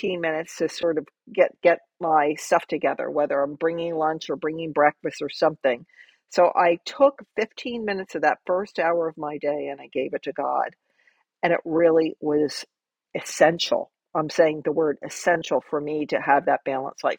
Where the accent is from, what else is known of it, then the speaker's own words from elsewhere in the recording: New Jersey, United States; moved away as an adult; now in Florida, United States; I made this major move from my home state of New Jersey into Florida